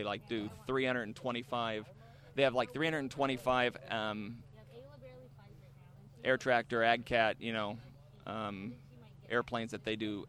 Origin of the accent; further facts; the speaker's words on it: Midwest, United States; I'm from the Midwest.